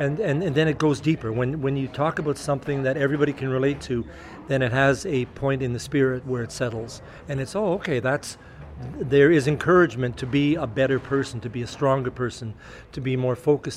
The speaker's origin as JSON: {"language": "English", "town": "Winnipeg", "region": "Manitoba", "country": "Canada", "tie": "born or raised there", "said": "from Winnipeg, from my hometown."}